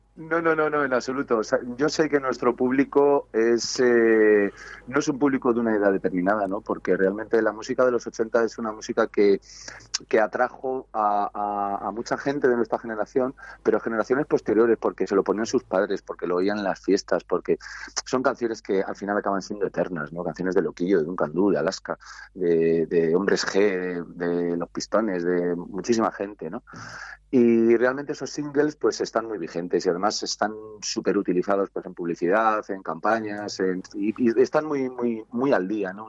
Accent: Segovia, Castile and León, Spain; Somos de Segovia

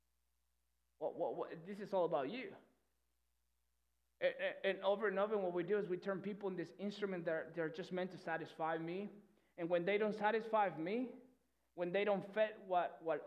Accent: Peru; English is a second language; moved away; I'm not from here, okay? That's where the accent comes from. If you're new, I'm from Peru. So English is not my first language.

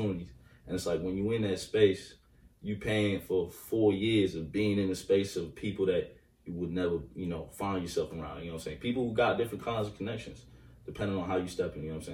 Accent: New York City, New York, United States; I'm from East New York. Both my own mom and pops Jamaican

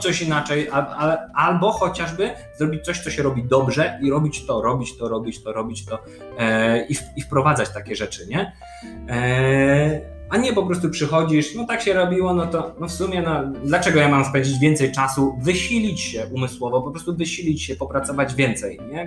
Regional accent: Poland; jestem jakimś doktorantem z Polski

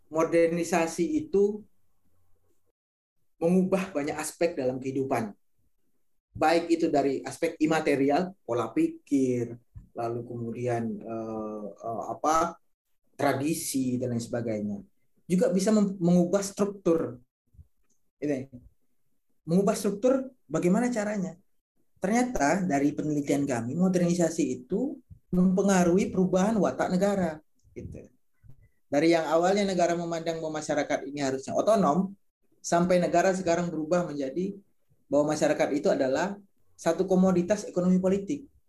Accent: Tebo, Jambi, Indonesia; saya asli dari Talang Mama Simarentihan. Itu satu komunitas masyarakat adat yang ada di Tebo, Jambi, Provinsi Jambi.

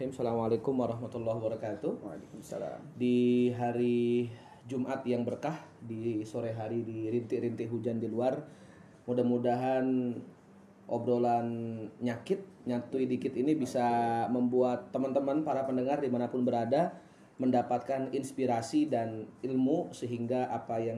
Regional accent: Mataram, West Nusa Tenggara, Indonesia; moved away as an adult; also born or lived in Bogor; now in Depok, Indonesia; saya bukan asli Depok Nizar. Saya merantau, kuliah dulu di eh, Bogor, aslinya Mataram Lombok, kuliah di Bogor dan sekarang berkeluarga dan berdomisili di Depok.

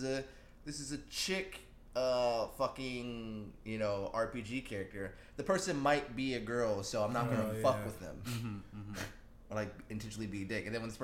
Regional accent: Virginia, United States

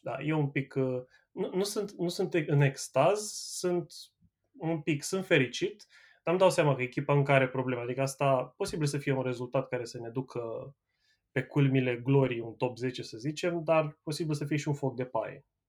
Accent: Ploiești, Prahova, Romania; now in Manchester, United Kingdom; Eu sunt ploieștean și sunt, uh, sunt și petrolist

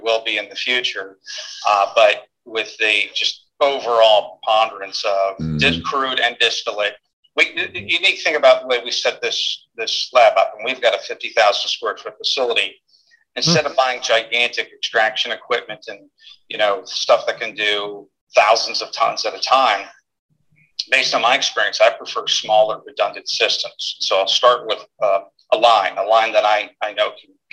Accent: Pennsylvania, United States; moved away as an adult; also born or lived in Texas; It's my hometown, my home state.

